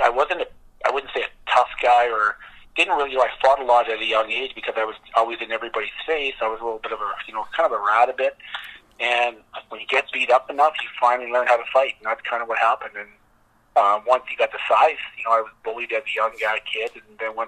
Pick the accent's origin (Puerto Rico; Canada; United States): Canada; St. Louis, Saskatchewan; I grew up in St. Louis, Saskatchewan